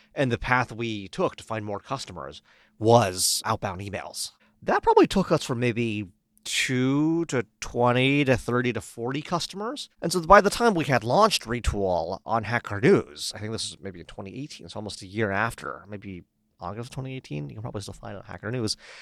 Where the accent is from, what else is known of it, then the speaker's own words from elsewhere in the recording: Palo Alto, California, United States; moved away as an adult; also born or lived in Oxford; I actually grew up in Palo Alto